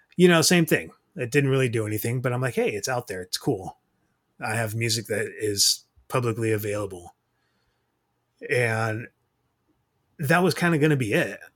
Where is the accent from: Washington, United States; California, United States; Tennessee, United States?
Washington, United States; Tacoma; also born or lived in Iowa; born and raised Tacoma, Washington.